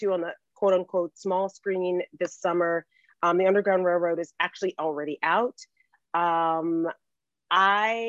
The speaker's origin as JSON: {"language": "English", "region": "the South", "country": "United States", "tie": "born or raised there", "said": "growing up in the South and you know, growing a lot of your food and gardening"}